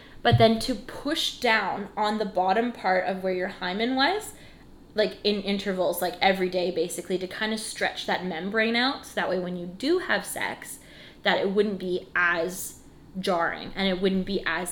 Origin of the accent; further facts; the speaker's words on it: Canada; We're Canadian